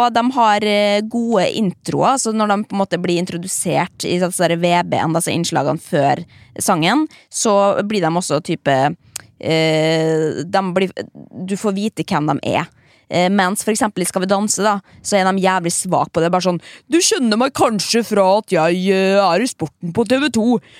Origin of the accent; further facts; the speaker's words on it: Sandefjord, Vestfold, Norway; Ja, men jeg er fra Sandefjord. Det er ganske pors der.